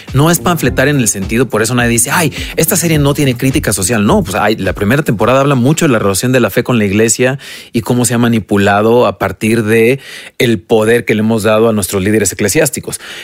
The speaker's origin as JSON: {"language": "Spanish", "country": "Mexico", "said": "como mexicanos"}